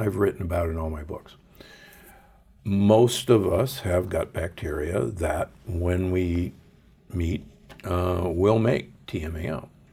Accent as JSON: {"language": "English", "town": "Omaha", "region": "Nebraska", "country": "United States", "tie": "born or raised there", "said": "I grew up in Omaha."}